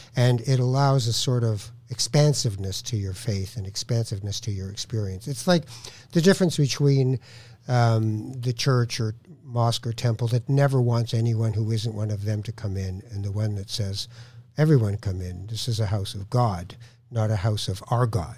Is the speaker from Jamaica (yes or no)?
no; Canada; I'm Canadian